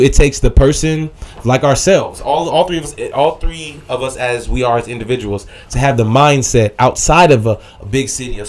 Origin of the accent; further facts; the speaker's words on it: Chicago, Illinois, United States; moved away as an adult; now in California, United States; I'm from a big city, I'm from Chicago